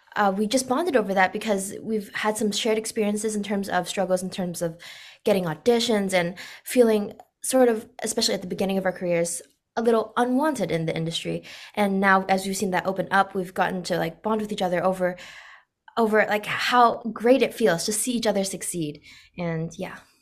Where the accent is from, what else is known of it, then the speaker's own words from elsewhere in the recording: Orange County, California, United States; I grew up in America and I was born and raised here